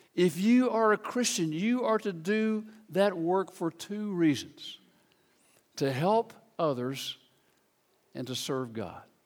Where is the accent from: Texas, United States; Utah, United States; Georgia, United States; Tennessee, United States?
Tennessee, United States; Memphis; I grew up in Memphis, Tennessee